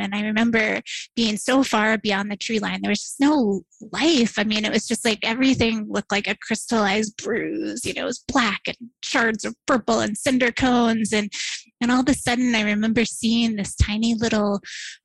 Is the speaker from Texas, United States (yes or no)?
no; Kentucky, United States; moved away as an adult; also born or lived in St. Louis, Missouri; I grew up in Kentucky, didn't really travel very often beyond the state line